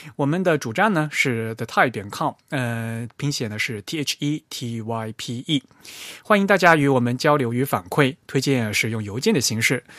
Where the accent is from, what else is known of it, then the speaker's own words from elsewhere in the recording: Fujian, China; 因为当时Free Type的朋友知道我是福建人